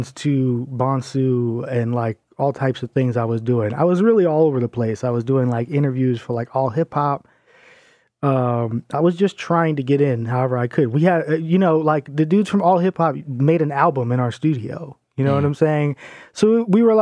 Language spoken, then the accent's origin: English; New York City, New York, United States; I'm from Staten Island